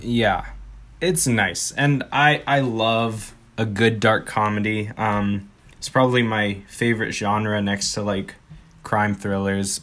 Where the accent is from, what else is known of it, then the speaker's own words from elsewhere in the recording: Canada; we're Canadian